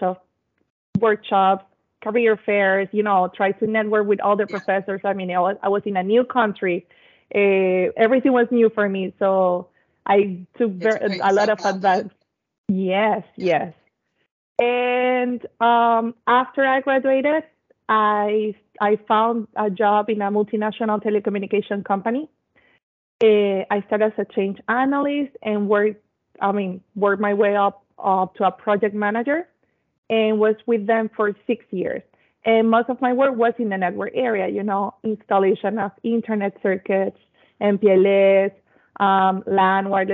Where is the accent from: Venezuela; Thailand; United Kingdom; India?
Venezuela; I am from Venezuela